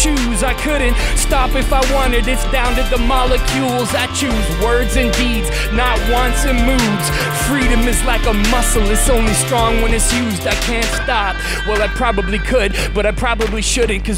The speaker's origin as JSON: {"language": "English", "region": "Western Canada", "country": "Canada", "said": "I'm from Western Canada"}